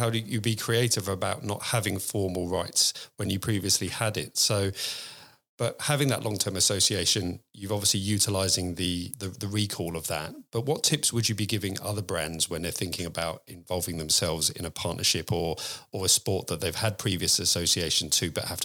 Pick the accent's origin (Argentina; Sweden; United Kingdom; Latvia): United Kingdom; England; now in Australia; as an Englishman, I can vouch that we love tea. And living in living in Australia